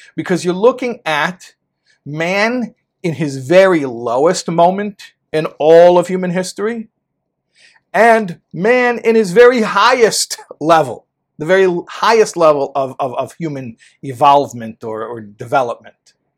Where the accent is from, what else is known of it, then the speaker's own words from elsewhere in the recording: United States; I'm an American boy